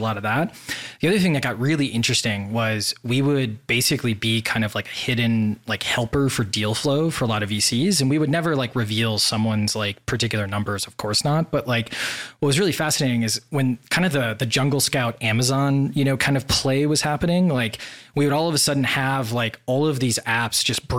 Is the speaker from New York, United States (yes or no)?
no; Wisconsin, United States; moved away as an adult; also born or lived in Washington, D.C. / Boston; now in Puerto Rico; I grew up in Wisconsin, and then after school, I moved to D.C.